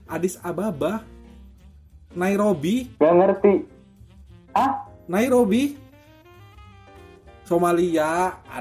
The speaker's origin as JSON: {"language": "Indonesian", "town": "Trenggalek", "region": "East Java", "country": "Indonesia", "tie": "born or raised there", "said": "Kan orang kan kampung gue di Trenggalek di Jawa Timur itu tempatnya kecil, kotanya tuh kecil, kemana-mana deket gitu."}